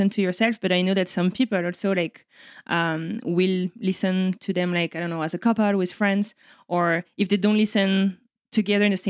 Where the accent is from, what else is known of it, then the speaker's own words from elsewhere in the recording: France; accent: French; English is a second language; Thank you so much as well for putting up with my French accent. I've been working on it for 15 years. I don't think it's ever going away.